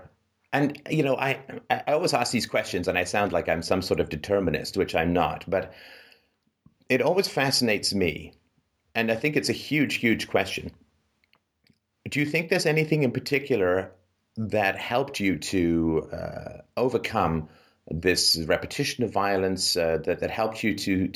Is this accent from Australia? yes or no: no; England, United Kingdom; moved away; I'm British, and or at least grew up in England